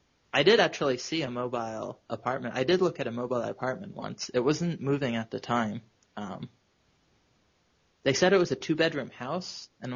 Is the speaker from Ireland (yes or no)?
no; New York City, New York, United States; As a New Yorker, I often weekly have to move from place to place.